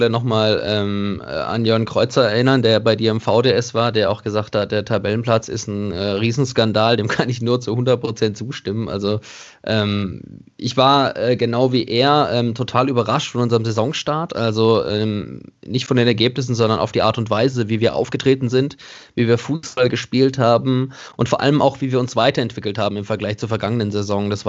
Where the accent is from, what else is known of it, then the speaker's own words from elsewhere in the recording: Karlsruhe, Baden-Württemberg, Germany; geboren und aufgewachsen bin ich in Karlsruhe.